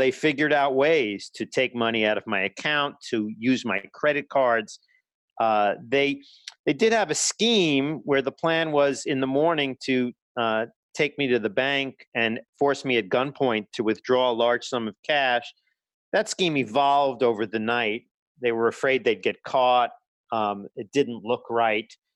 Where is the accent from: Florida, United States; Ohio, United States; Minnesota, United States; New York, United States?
New York, United States; New York City; growing up in Brooklyn